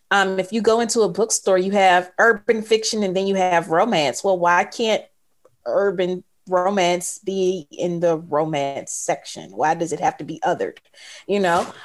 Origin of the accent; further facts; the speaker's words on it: Mississippi, United States; I'm from Mississippi.